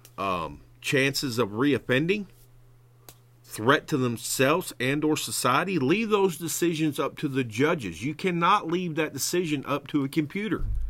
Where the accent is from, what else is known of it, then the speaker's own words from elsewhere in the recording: Arkansas, United States; I am from Arkansas, and hogwash is a word in this great state.